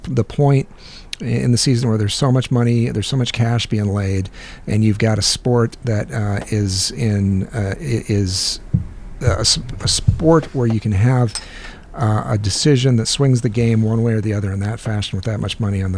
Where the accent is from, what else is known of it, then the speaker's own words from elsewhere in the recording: Midwest, United States; I'm from the Midwest